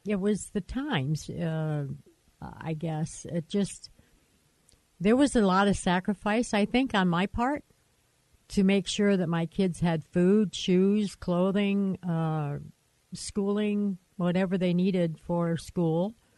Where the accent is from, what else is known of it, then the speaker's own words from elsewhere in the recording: Michigan, United States; moved away as an adult; I was from Michigan so we met in Michigan. We moved out here right like a month after we got married